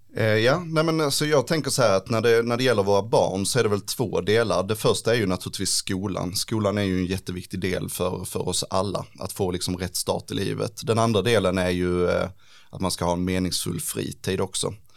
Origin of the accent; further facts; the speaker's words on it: Ängelholm, Skåne, Sweden; also born or lived in Lund / Helsingborg; Jag är inte född i Ängelholm, men jag har ju bott i stort sett hela mitt liv i Ängelholm